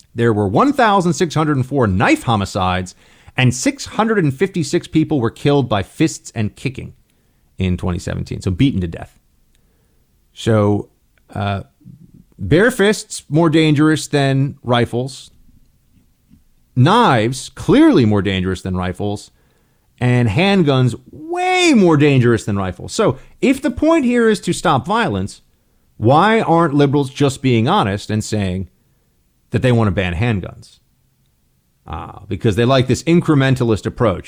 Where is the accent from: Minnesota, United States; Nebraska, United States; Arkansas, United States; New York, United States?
New York, United States; Senator for the State of New York, my home state